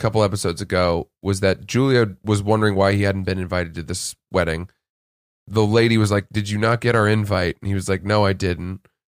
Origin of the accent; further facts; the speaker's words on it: Atlantic Highlands, New Jersey, United States; also born or lived in Red Bank; I was born in Red Bank, New Jersey.